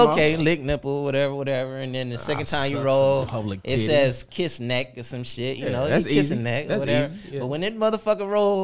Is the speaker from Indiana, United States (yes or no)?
no; Florida, United States; I'm from Florida.